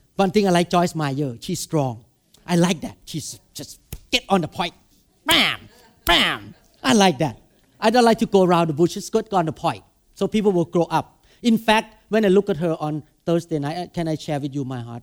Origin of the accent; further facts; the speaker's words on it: Thailand; English is a second language; now in Seattle, United States; when I go to Thailand, I have one thousand people. Because I speak Thai.